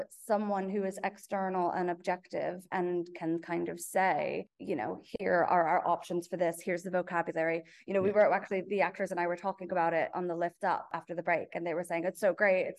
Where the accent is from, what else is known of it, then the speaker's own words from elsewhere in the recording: Los Angeles, California, United States; now in United Kingdom; I grew up in Los Angeles